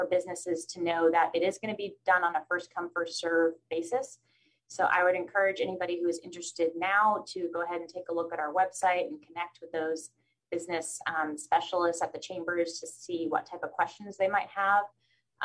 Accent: San Luis Obispo, California, United States; moved away as an adult; also born or lived in Chicago / Washington, D.C. / South Africa / Jordan; I grew up here in San Luis Obispo, so I am very excited to be back here and living here in my community and closer to home

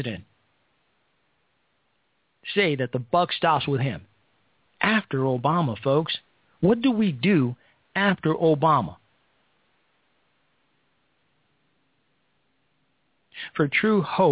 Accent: Chicago, Illinois, United States; We're both from Chicago. And I grew up on the South Side, so I spent a lot of time there.

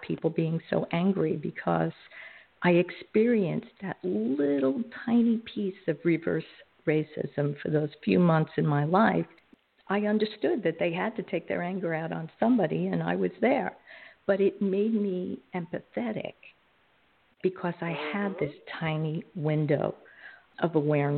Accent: New York City, New York, United States; I grew up in Coney Island, which is in Brooklyn, New York

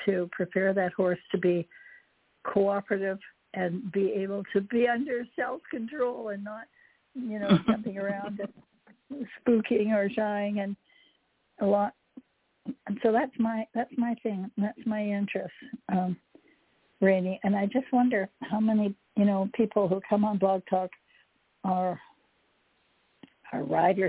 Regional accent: Canada; also born or lived in Hawaii; now in Jupiter, Florida, United States; as a child, I grew up in Canada

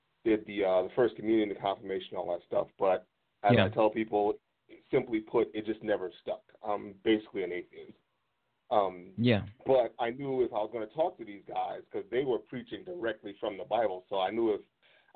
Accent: New York City, New York, United States; I'm originally from Brooklyn

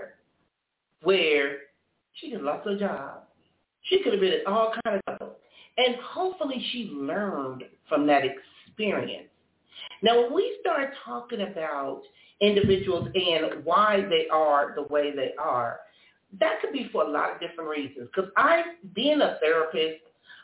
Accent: Compton, California, United States; I was growing up in Compton

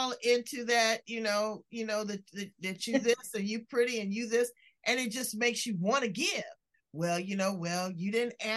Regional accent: Los Angeles, California, United States; I'm from South Central

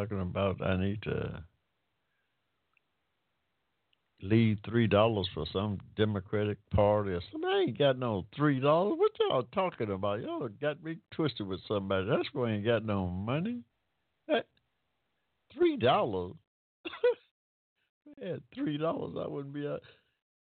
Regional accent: Hampton, Georgia, United States; I was born in Hampton, Georgia, y'all, 1945, in the middle of a cotton field. That's ain't no shame in my game. That's where I came from.

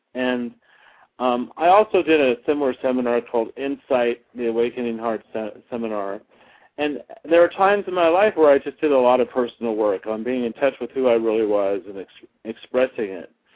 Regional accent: Flagstaff, Arizona, United States; moved away as an adult; also born or lived in Tucson, Arizona; now in Los Angeles, United States; I was born and raised in Arizona. I was born in Tucson. I grew up in Flagstaff

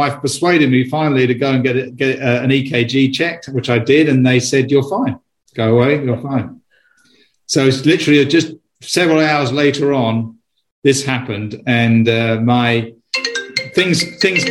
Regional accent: United Kingdom; moved away as an adult; also born or lived in London; now in United States; I'm a Brit. You can probably tell from my accent, but I'm also an American citizen as well. I've lived in the US for 20 years

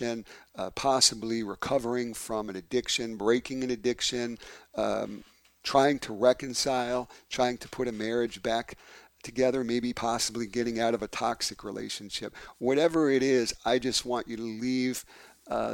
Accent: New York City, New York, United States; now in Detroit, United States; my hometown of New York City in Brooklyn

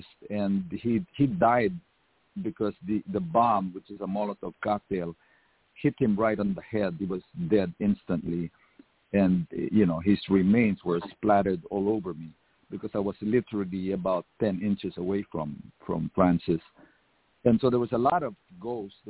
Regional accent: Philippines; moved away as an adult; now in United States; I went to a very radical high school. It was called Philippine Science High School

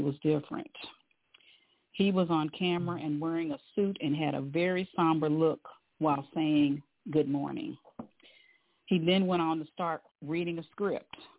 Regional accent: Louisville, Kentucky, United States; now in Atlanta, United States; I'm originally from Louisville, Kentucky, the home of Muhammad Ali, the Louisville Cardinals, and the Louisville Slugger

